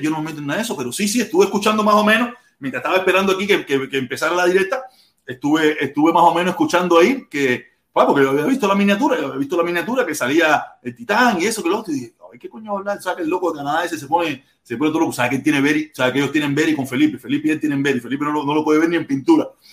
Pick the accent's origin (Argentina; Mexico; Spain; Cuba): Cuba; Havana; moved away; nací en La Habana, en el Vedado, pero parece que tengo mi influencia pinareña